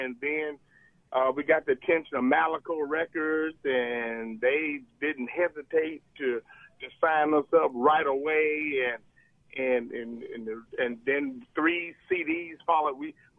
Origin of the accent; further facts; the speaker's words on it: Jackson, Mississippi, United States; We're all from Jackson, of course, but we didn't even live in the same part of Jackson.